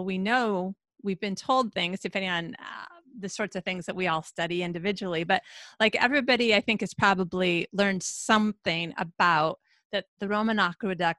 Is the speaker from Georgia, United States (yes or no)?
no; Michigan, United States; also born or lived in Philadelphia, Pennsylvania / California; now in Sweden; I grew up in Michigan. So right off Lake Michigan, the Great Lake.